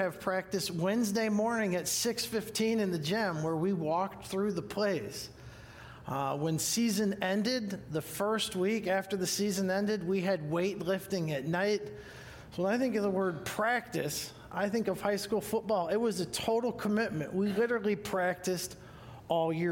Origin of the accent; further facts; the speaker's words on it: Huron, Ohio, United States; I'm from Huron, Ohio, H-U-R-O-N, which is near Cedar Point